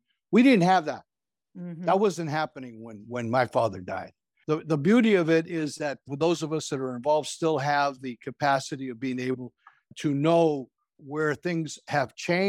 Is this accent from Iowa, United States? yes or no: no; San Francisco, California, United States; So we were raised in the Mission, started living on 20th and Bryant, moved all over 14th and Harrison